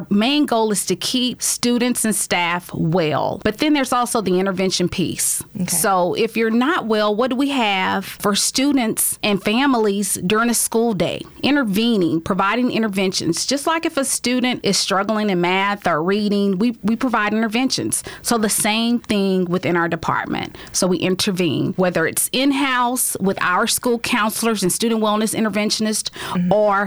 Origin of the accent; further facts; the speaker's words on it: Highlands, Texas, United States; also born or lived in Louisiana; I'm a homegrown girl. I was born and raised in Highlands, went to school in Crosby